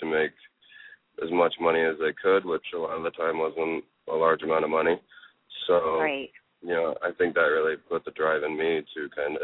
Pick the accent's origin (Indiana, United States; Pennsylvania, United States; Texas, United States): Indiana, United States; a small town in Northern; moved away; I grew up in a town of, I think it was 1,500 people